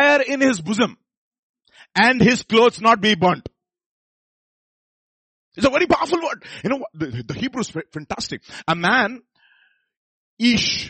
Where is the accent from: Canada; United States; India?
India; Visakhapatnam, Andhra Pradesh; I'm from Visakhapatnam. So, Andhra.